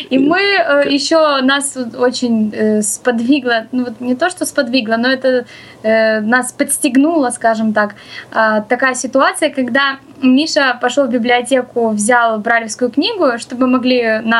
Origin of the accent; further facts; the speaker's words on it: Odesa, Odesa Oblast, Ukraine; Мы, незрячие блогеры из Одессы